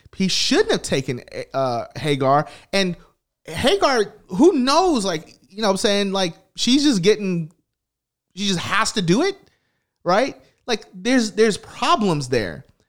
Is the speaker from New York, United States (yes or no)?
no; Tennessee, United States; I grew up in the South, I grew up in Tennessee, here